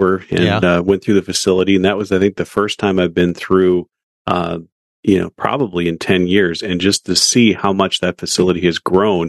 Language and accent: English; Duluth, Minnesota, United States; now in Florida, United States; In Duluth, Minnesota, my hometown where I was born and raised